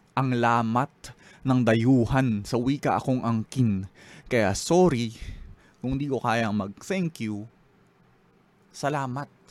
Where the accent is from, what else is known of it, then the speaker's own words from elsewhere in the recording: Philippines; being a Filipino